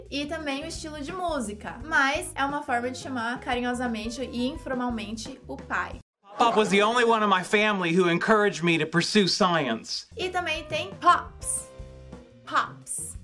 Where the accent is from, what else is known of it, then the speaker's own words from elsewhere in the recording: Brazil; nós, brasileiros